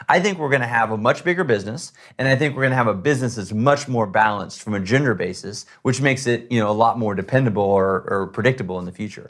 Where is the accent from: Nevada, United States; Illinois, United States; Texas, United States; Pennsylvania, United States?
Texas, United States; I grew up in Texas hunting